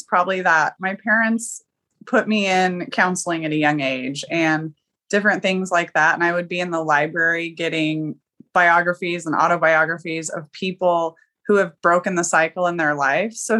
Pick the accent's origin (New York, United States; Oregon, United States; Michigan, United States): Oregon, United States; I'm from Oregon.